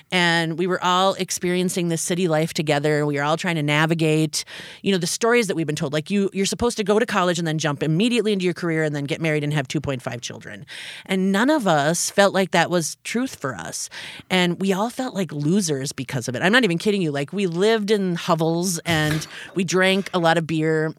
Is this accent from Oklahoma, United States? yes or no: no; Upper Peninsula of Michigan, United States; moved away as an adult; now in Minneapolis, United States; I grew up in the Upper Peninsula of Michigan.